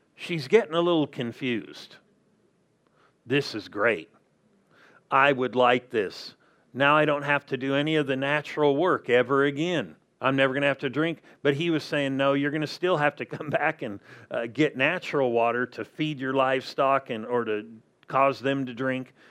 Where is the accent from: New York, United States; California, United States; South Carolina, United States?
California, United States; Southern; now in Arizona, United States; I grew up in Southern California